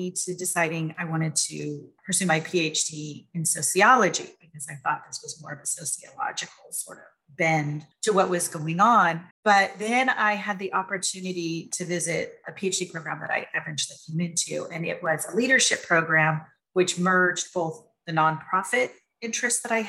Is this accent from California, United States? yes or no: yes; San Francisco Bay Area, California, United States; moved away as an adult; We were raised in the San Francisco Bay Area, very diverse, inclusive type of area